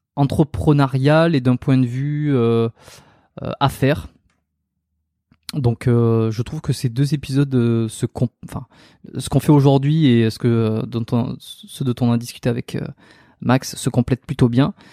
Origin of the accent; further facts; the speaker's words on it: France; moved away as an adult; now in Montreal, Canada; je suis un Français qui est expatrié à Montréal